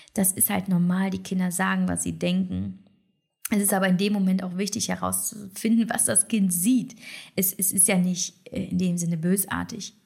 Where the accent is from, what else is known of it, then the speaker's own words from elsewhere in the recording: Poland; also born or lived in China; now in Germany; als Polin